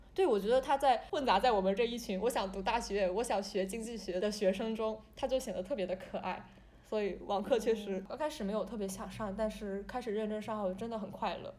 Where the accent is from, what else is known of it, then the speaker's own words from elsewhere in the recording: China; 我来自中国啊，我的家乡怎么样，我住的房子旁边有条河